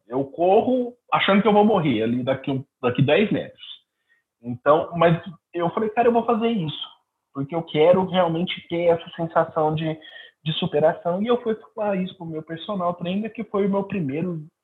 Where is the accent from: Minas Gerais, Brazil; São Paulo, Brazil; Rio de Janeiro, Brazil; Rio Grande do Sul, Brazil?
Minas Gerais, Brazil; Araguari; lá na cidade de Araguari, Minas Gerais, é, que é a minha cidade natal